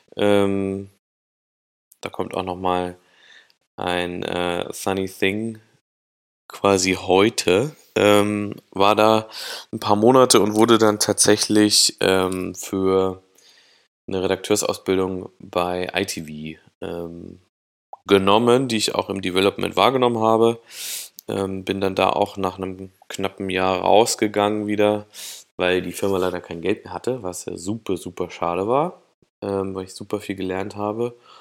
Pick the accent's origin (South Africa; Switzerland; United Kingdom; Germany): Germany; Thuringia; moved away as an adult; also born or lived in Cologne / Berlin; dass ich aus Thüringen komme, dass ich da 18 Jahre lang aufgewachsen bin